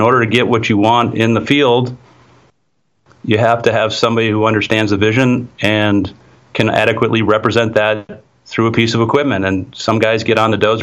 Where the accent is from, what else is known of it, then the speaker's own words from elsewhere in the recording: Wisconsin, United States; my home state of Wisconsin